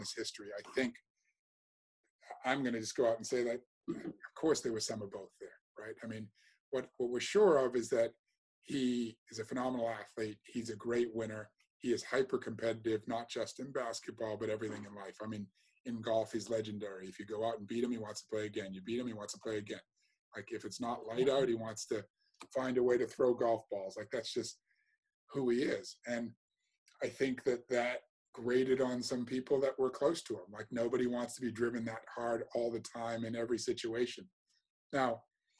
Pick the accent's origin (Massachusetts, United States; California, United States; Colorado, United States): Massachusetts, United States; accent: American; moved away as an adult; also born or lived in North London; now in London, United Kingdom; I grew up in Massachusetts, it's highly Democratic